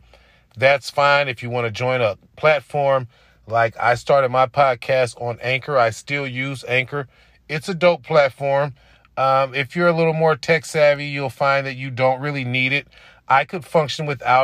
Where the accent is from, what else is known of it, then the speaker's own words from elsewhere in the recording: Oakland, California, United States; moved away; I'm still in my hometown, in my home area